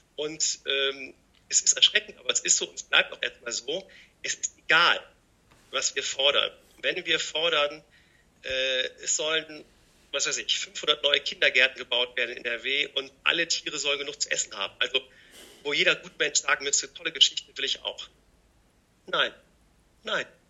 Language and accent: German; Rhineland, Germany; ich bin immer jemand, der, sagen wir mal, als Rheinländer optimistisch ist